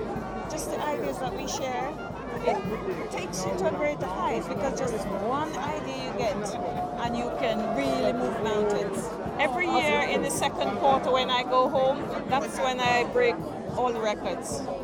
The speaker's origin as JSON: {"language": "English", "region": "Kingston", "country": "Jamaica", "said": "Kingston, Jamaica."}